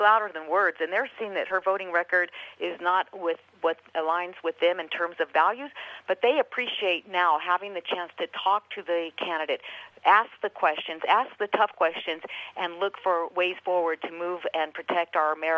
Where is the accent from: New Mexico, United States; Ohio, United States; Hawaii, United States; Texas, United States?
New Mexico, United States; I born and raised in New Mexico, grew up in a working class family